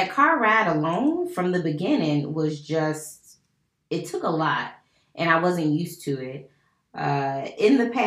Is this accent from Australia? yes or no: no; United States; recognize that I am American